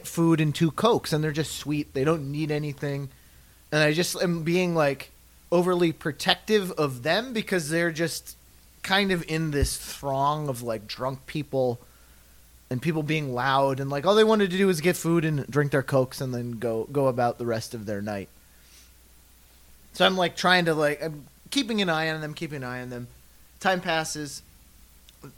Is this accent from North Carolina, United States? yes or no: no; New York City, New York, United States; moved away; I'm from New York